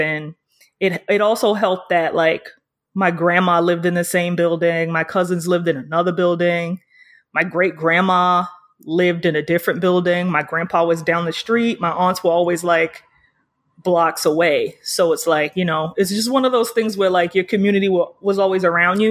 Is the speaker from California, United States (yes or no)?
no; New York City, New York, United States; I'm from Harlem.